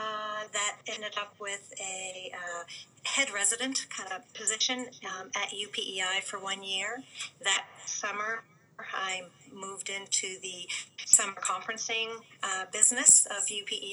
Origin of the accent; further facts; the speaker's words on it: Newfoundland and Labrador, Canada; moved away as an adult; now in Prince Edward Island, Canada; I am from Newfoundland originally, but wanted a change of scenery, loved the islands, so I left Newfoundland and came to PEI.